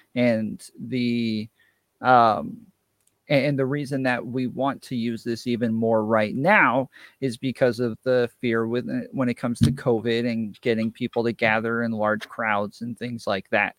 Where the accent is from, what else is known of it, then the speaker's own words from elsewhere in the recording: New York, United States; now in Atlanta, United States; I'm originally from New York